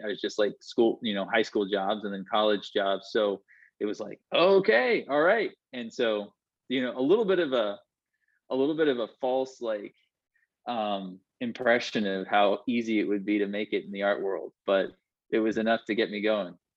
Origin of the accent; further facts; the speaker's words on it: Vermont, United States; I'm from Vermont, which is New England.